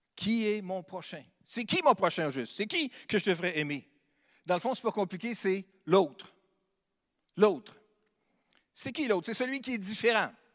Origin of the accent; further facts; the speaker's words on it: Sainte-Marie, Quebec, Canada; now in Quebec City, Canada; je suis natif de Sainte-Marie-de-Beauce. C'est une belle localité dans le sud, sur la rive sud.